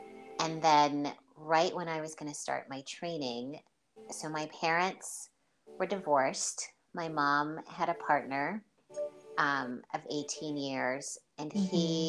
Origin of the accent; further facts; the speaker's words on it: St. Lucia; now in United States; And because I'm originally from St. Lucia, but I've lived most of my life in the U.S., there wasn't that everyday contact with them